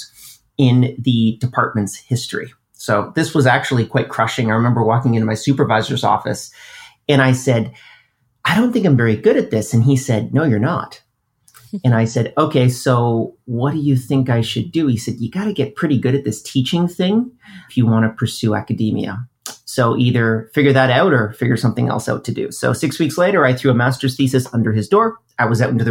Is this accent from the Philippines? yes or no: no; Canada; I'm Canadian